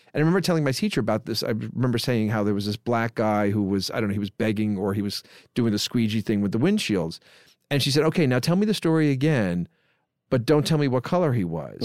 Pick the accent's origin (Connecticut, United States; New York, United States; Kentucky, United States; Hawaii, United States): New York, United States; New York City; born or raised there